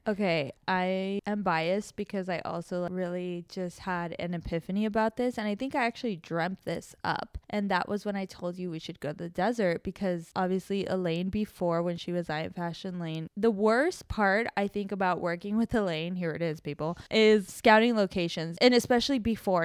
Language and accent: English; Mexico; moved away; I was born in Mexico, so I've grown up very connected to my Mexican culture roots